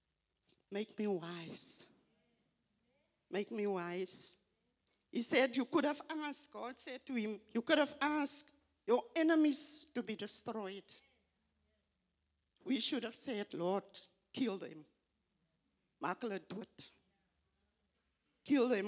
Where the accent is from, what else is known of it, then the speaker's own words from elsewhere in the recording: South Africa; first language Afrikaans; English is a second language; it's not my first language, English. I'm Afrikaans